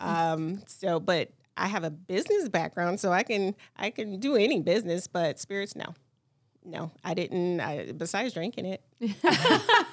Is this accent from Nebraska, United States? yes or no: no; Detroit, Michigan, United States; I grew up in Detroit. I grew up seven mile south field area. I went to Detroit Public Schools.